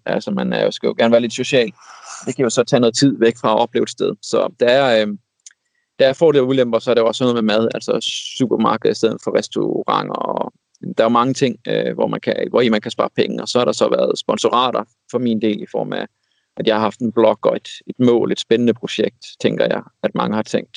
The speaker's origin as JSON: {"language": "Danish", "country": "Denmark", "said": "som dansker"}